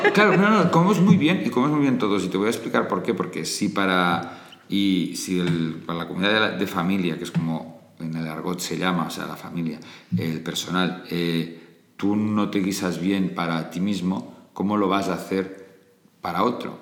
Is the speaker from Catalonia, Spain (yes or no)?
yes; Barcelona, Catalonia, Spain; moved away as an adult; also born or lived in Castellfollit de Riubregós; now in Madrid, Spain; me crié en Barcelona, pero soy de Castellfollit de Riubregós